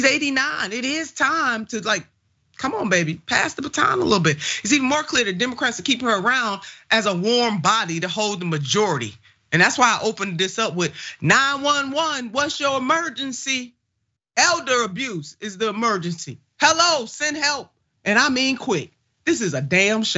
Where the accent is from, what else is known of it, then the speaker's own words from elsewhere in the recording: Ohio, United States; my home state of Ohio.